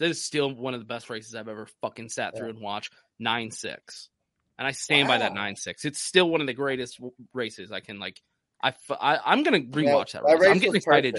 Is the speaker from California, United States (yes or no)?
no; Texas, United States; I'm a Texan.